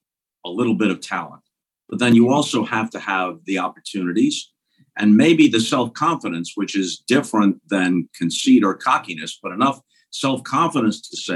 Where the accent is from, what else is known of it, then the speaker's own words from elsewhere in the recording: Long Island, New York, United States; moved away as an adult; also born or lived in St. Louis, Missouri; I was born and raised on Long Island and went to St. Louis right out of college at Syracuse. So I think of it as my adopted hometown. My kids were born and raised there, and I lived there for like 35 years, but technically not my original hometown.